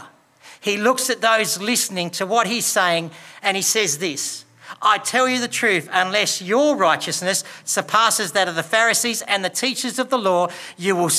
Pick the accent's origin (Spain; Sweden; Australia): Australia; We live in Australia.